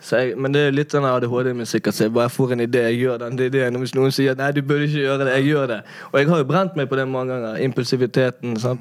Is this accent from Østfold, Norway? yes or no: no; Bergen, Vestland, Norway; jeg er jo fra Laksevåg, men jeg gikk jo altså Laksevåg